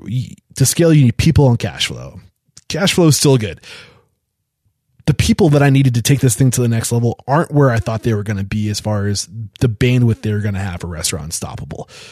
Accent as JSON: {"language": "English", "region": "New Hampshire", "country": "United States", "said": "I'm from New Hampshire."}